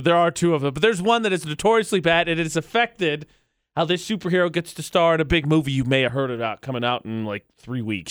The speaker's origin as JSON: {"language": "English", "region": "Midwest", "country": "United States", "said": "I'm from the Midwest."}